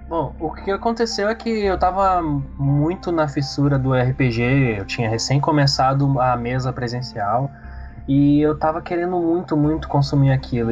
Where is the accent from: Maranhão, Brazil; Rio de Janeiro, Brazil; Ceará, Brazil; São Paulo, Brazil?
Maranhão, Brazil; São Luís; now in Porto Alegre, Brazil; Eu sou do, de São Luís do Maranhão, mas vivo em Porto Alegre, Rio Grande do Sul